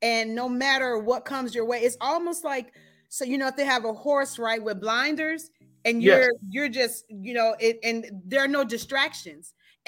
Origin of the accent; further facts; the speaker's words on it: Gary, Indiana, United States; So actually, I'm originally from Gary.